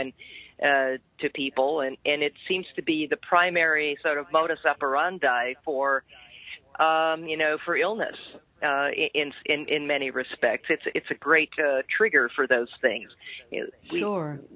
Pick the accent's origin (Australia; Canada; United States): Canada; I'm a Canadian too, by birth